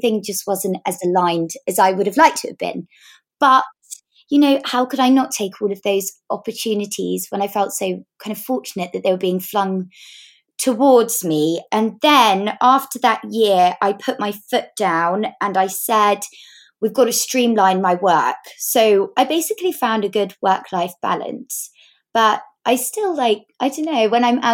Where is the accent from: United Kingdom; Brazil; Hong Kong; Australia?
United Kingdom; Devon, South West England; moved away; I grew up in Devon